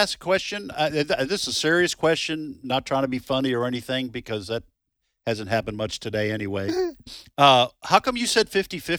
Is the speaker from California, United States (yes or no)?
no; Boston, Massachusetts, United States; now in Mississippi, United States; I'm from the Boston area.